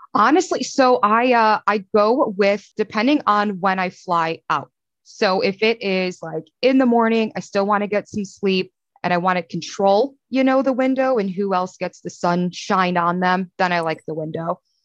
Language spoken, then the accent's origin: English; Chicago, Illinois, United States; now in Pittsburgh, United States; growing up in Chicago